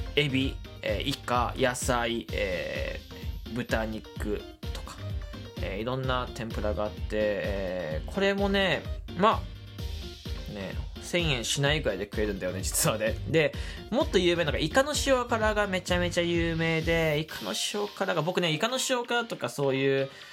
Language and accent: Japanese; Fukuoka, Japan; moved away as an adult; now in Chiba, Japan; 僕福岡出身なんです